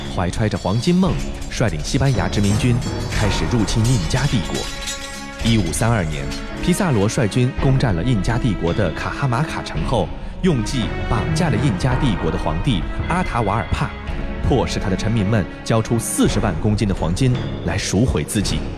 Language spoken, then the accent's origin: Chinese; China; 我们中国人都说啊，这个你有财也不能露富